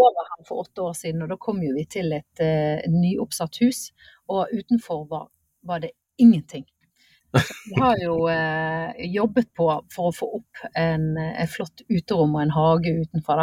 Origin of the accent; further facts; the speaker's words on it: Bergen, Vestland, Norway; accent: Bergen; moved away as an adult; now in Lillestrøm, Norway; jeg en bergenser som har eh, mm. eller såkalt flyktning eh, fra vest til øst